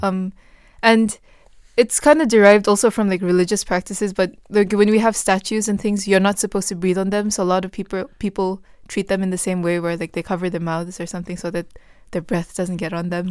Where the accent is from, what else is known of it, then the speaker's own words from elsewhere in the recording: Bhutan; moved away; I said I was from Bhutan